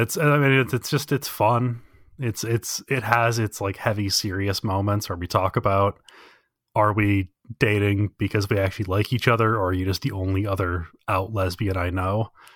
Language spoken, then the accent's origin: English; United States; I, as an American